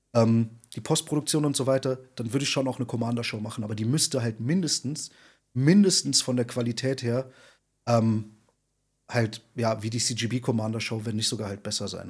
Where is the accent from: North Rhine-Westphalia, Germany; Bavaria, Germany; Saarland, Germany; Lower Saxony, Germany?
Saarland, Germany; also born or lived in Berlin; now in Wuppertal, Germany; Ich komme ja eigentlich aus dem Saarland